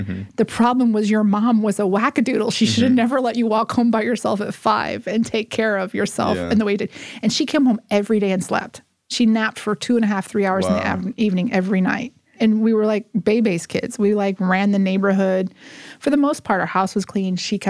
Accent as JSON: {"language": "English", "region": "Texas", "country": "United States", "tie": "born there", "also_born_or_lived": "Oklahoma / Missouri / Mississippi", "said": "So we lived in Missouri. I was born in Texas, lived in Oklahoma, Missouri, Mississippi, and then back to Oklahoma and Missouri."}